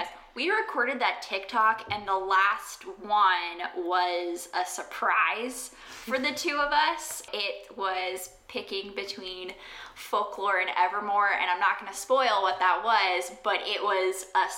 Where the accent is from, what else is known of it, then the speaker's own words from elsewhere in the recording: South Carolina, United States; moved away; I had spent an extended amount of time back in my hometown for a stint of COVID, and clearly when I'm in South Carolina